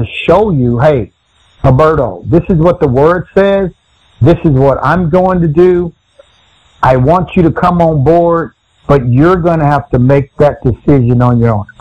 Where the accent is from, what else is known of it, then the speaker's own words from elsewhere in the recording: Texas, United States; I was from Texas